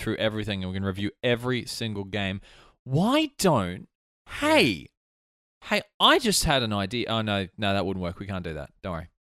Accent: Albany Creek, Queensland, Australia; I grew up in Albany Creek

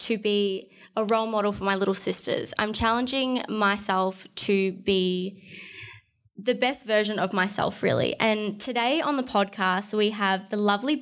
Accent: Alice Springs, Northern Territory, Australia; I'm from Alice

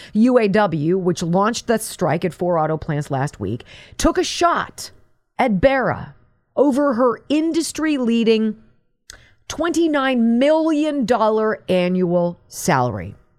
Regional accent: California, United States; moved away; I'm from California

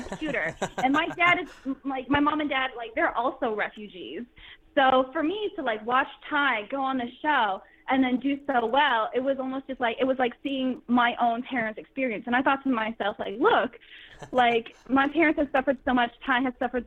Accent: Worcester, Massachusetts, United States; also born or lived in New York; now in Los Angeles, United States; I'm from Worcester, Massachusetts

